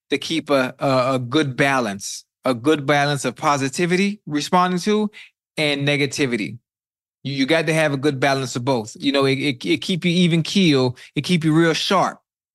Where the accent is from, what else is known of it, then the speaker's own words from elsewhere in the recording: the South, United States; I know, I'm from the South, so I don't know how it was with you.